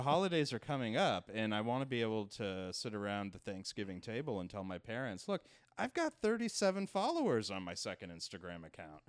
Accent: Canada; moved away as an adult; now in New York, United States; No, I grew up in Canada

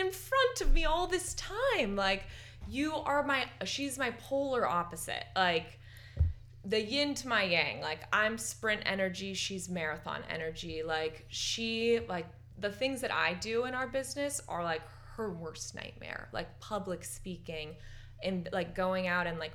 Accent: San Francisco, California, United States; also born or lived in Marin County, California; We grew up in San Francisco together, and we played soccer together in the Golden Gate Park Youth Recreational Soccer League

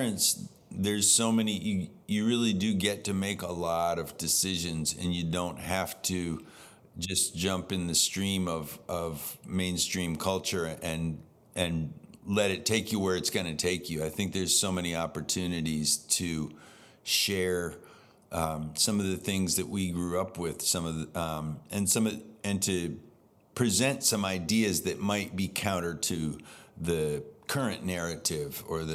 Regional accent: Concord, New Hampshire, United States; we're both from New Hampshire. I'm from Concord

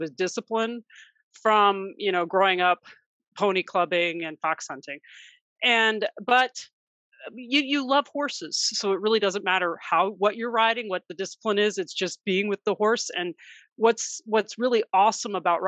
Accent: Maryland, United States; We grew up fox hunting in the Maryland countryside

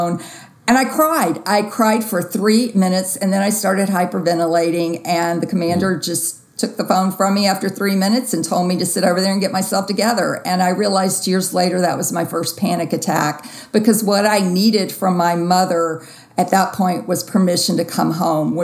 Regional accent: Jackson, Mississippi, United States; grew up in Jackson and went to high school

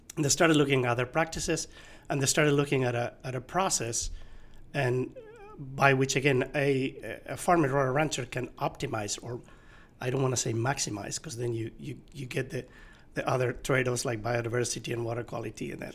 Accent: Asturias, Spain; now in California, United States; so I grew up in Asturias. It's a region in uh, in northern Spain

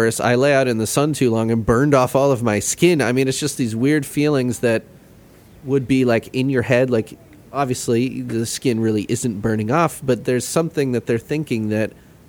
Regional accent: Midwest, United States; Midwestern. And I've been doing stuff trying to highlight, you know, the flyover states, you know, being a Midwesterner.

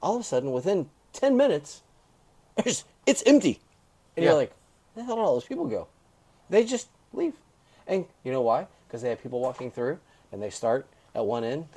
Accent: Florida, United States; The reason FTR is my series is because it's my home state

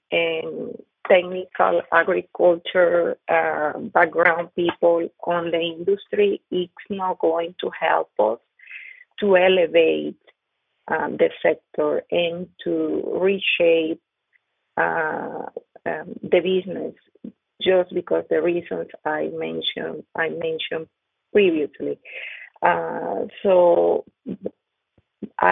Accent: Venezuela; first language Spanish; English is a second language; moved away as an adult; now in Kentucky, United States; I grew up in Venezuela, just with the same people, you know, we look the same, we speak the same

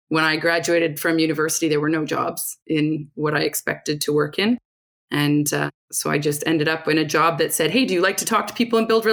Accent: Rocky Mountain House, Alberta, Canada; originally I'm from a small town in Alberta, Rocky Mountain House. So if anyone's familiar with heading out to the mountains, that's where I'm from. Grew up there

